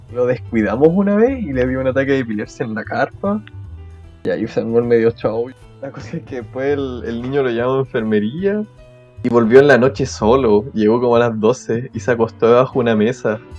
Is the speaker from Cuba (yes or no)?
no; Chile; proyectarse uno como chileno